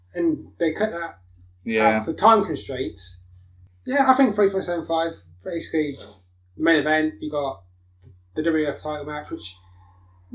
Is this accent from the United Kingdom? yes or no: yes; United Kingdom; being British